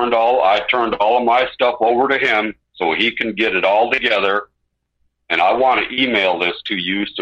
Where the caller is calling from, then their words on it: Montana, United States; in Montana.